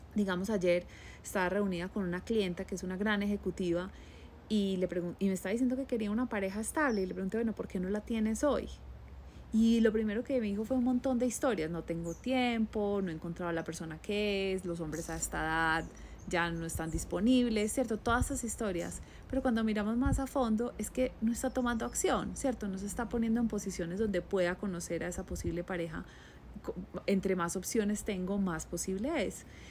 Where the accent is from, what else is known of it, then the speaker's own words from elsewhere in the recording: Colombia; moved away; yo soy la colombiana